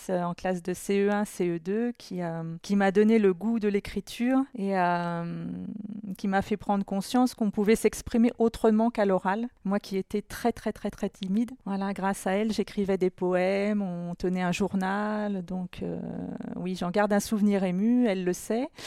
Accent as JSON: {"language": "French", "town": "Chartres", "region": "Centre-Val de Loire", "country": "France", "tie": "born or raised there", "said": "euh, de Chartres"}